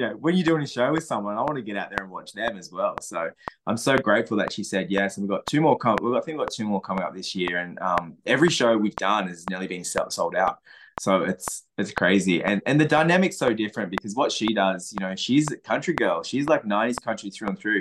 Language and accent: English; Sussex Inlet, New South Wales, Australia; moved away; my hometown, Sussex Inlet